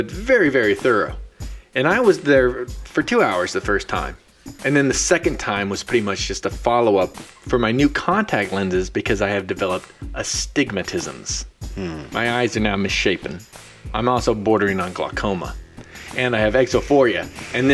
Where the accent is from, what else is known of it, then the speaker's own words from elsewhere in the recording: Central Valley, California, United States; I'm from the Central Valley of California